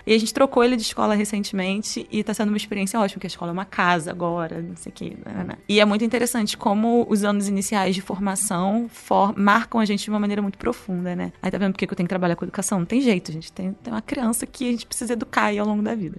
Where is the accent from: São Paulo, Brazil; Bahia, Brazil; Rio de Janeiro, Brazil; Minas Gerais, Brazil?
Rio de Janeiro, Brazil; Rio; eu sou do Rio